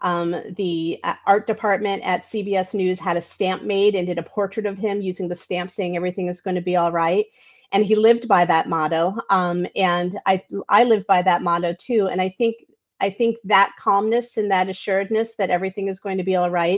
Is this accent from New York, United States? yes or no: yes; New York, United States; also born or lived in Michigan; now in Flossmoor, United States; I grew up in New York